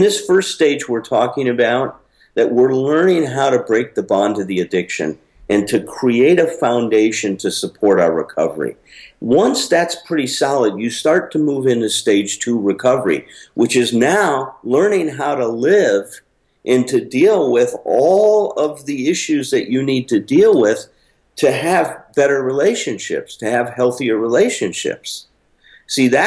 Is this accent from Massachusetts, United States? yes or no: no; Chicago, Illinois, United States; I went back to Chicago where I grew up